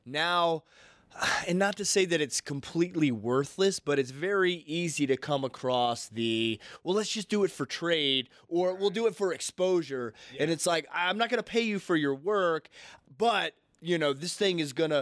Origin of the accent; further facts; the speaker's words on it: the South, United States; growing up in the South